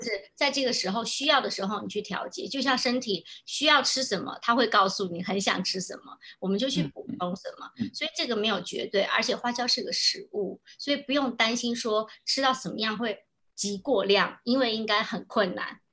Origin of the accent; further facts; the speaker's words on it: Sichuan, China; moved away as an adult; also born or lived in Hanzhong, Shaanxi; now in Taiwan; 其实因为身为四川人，那我们的嗯。饮食就是麻辣